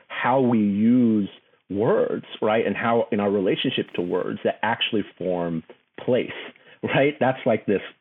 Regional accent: Houston, Texas, United States; also born or lived in New Orleans, Louisiana / Baltimore; my family left there when I was 2, but we would spend summers and Christmases there. So that kind of being stretched between 2 places, you know, I grew up in Houston, Texas

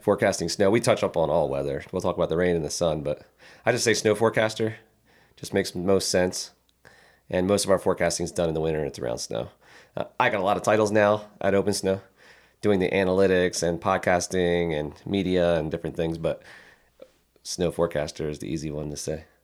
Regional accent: Philadelphia, Pennsylvania, United States; moved away; We both grew up outside of Philadelphia

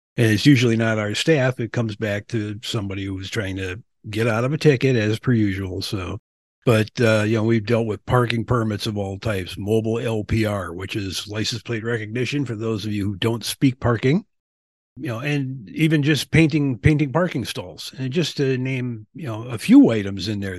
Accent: Milwaukee, Wisconsin, United States; also born or lived in Springfield, Massachusetts / Albany, New York / Florida; now in Lansing, United States; I was born and raised in Milwaukee

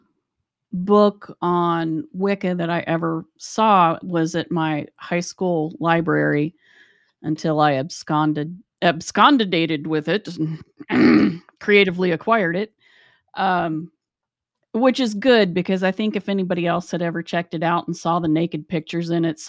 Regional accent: West Virginia, United States; West Virginia.

